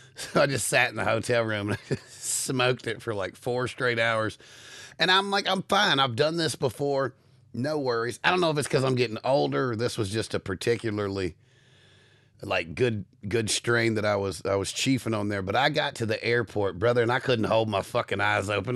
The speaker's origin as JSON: {"language": "English", "country": "United States", "said": "as an American"}